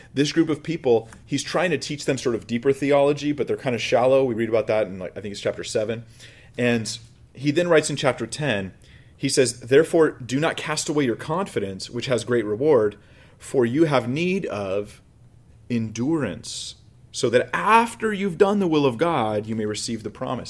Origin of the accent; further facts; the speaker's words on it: United States; Before I'm American, before I'm anything else, I am a Christian